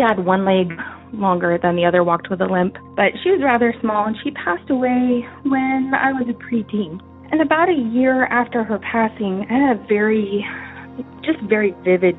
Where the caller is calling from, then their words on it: California, United States; I'm calling from California